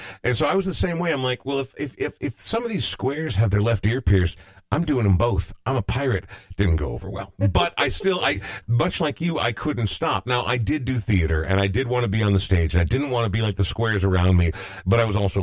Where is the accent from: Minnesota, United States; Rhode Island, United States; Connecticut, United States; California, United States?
Minnesota, United States; Coon Rapids; I grew up in Coon Rapids, which was about as monochrome as you can imagine